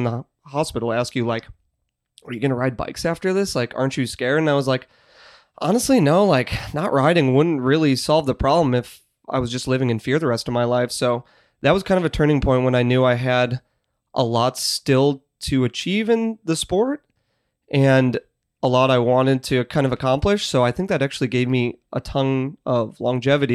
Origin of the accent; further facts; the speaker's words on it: Chicago, Illinois, United States; now in Boulder, United States; I am from Chicago